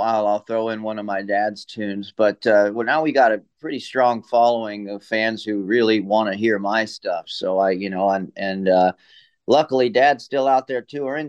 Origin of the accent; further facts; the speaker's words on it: Austin, Texas, United States; also born or lived in Hawaii; I was born in Austin and grew up on the ranch there, but also going back and forth on the road the whole time.